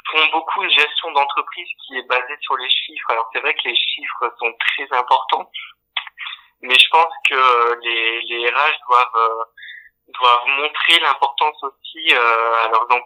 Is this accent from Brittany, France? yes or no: no; Dunkirk, Hauts-de-France, France; je venais de Dunkerque